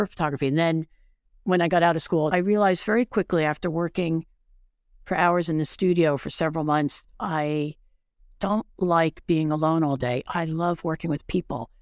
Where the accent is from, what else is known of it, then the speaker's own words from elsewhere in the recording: Bound Brook, New Jersey, United States; I grew up in Bound Brook